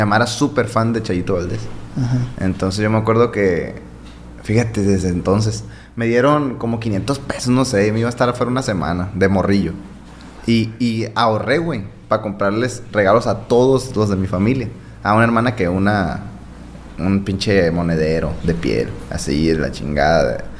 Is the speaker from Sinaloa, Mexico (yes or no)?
yes; Guasave, Sinaloa, Mexico; also born or lived in Los Mochis, Sinaloa / Adolfo Ruiz Cortines, Sinaloa; Soy de Guasave, pues nací en Mochis, pero me crié en Guasave toda mi vida.